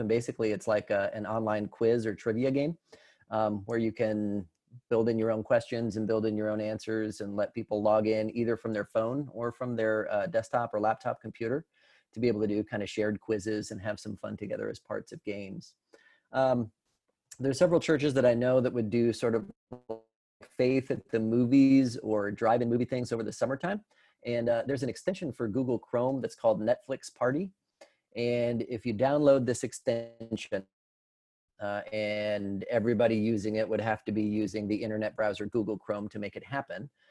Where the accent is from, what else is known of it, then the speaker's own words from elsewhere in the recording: Colorado, United States; moved away as an adult; now in Tennessee, United States; I come from Colorado originally